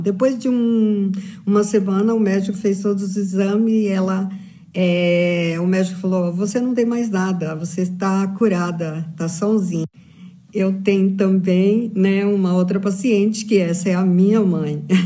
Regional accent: São Bernardo do Campo, São Paulo, Brazil; faço curso de naturopatia clínica funcional e sou de São Bernardo do Campo

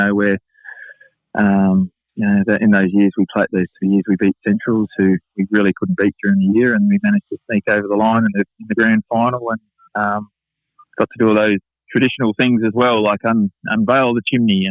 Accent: Adelaide, South Australia, Australia; also born or lived in Semaphore, South Australia; I was born in Semaphore, which is the seaside suburb in Port Adelaide. I grew up in North Haven, which is 10 minutes from the Alberton Oval

